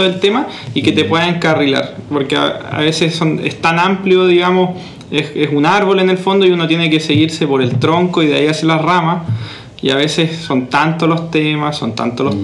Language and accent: Spanish; La Unión, Los Ríos, Chile; moved away as an adult; also born or lived in Santiago, Chile; también soy de la Unión, unionino